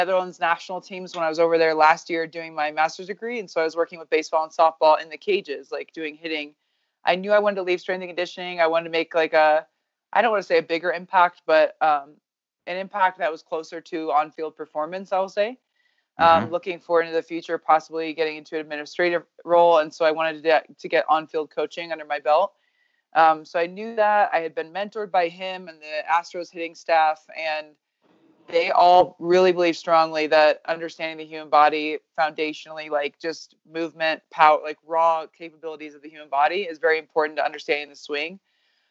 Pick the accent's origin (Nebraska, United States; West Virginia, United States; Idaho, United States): Nebraska, United States; moved away as an adult; also born or lived in New Mexico; I was born in Nebraska